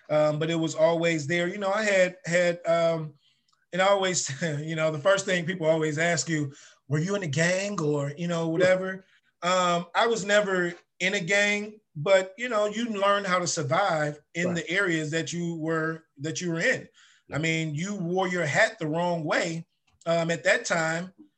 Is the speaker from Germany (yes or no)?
no; Chicago, Illinois, United States; I grew up in Ida B. Wells projects. That's where I was born and raised up until I got ready to go to high school